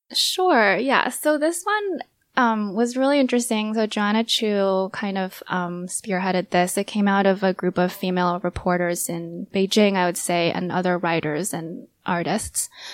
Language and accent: English; United States; having grow up, grown up in the U S and, you know, very much entrenched in identity politics and being Asian American